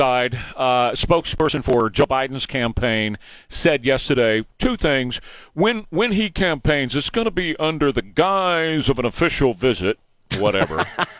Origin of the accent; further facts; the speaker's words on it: Venezuela; I was raised by Cubans in Venezuela.